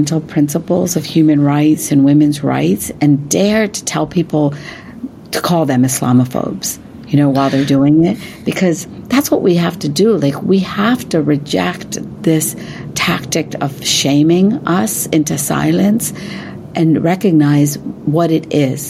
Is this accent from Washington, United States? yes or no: no; West Virginia, United States; I grew up in West Virginia